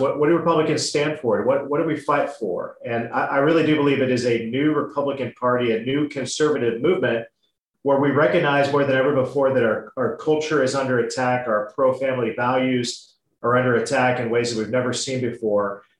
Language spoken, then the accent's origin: English; Indiana, United States